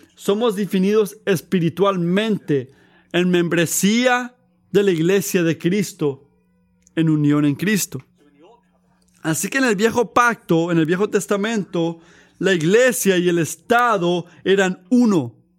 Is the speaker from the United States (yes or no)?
yes; United States; como, americanos